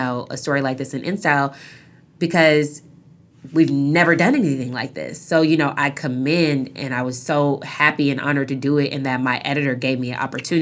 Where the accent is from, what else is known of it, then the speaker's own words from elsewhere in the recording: Seattle, Washington, United States; moved away as an adult; I grew up in Seattle